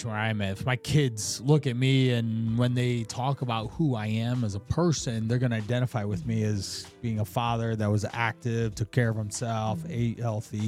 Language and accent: English; Akron, Ohio, United States; growing up, I was actually not too far from where your studio is